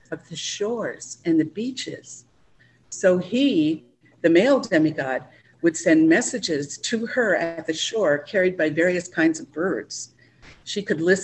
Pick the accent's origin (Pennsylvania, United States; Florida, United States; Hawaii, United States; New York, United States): Hawaii, United States; we grew up in Hawaii with so much natural beauty surrounding us